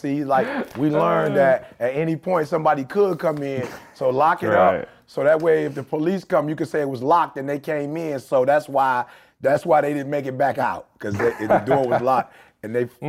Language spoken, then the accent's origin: English; Detroit, Michigan, United States; growing up in Detroit in general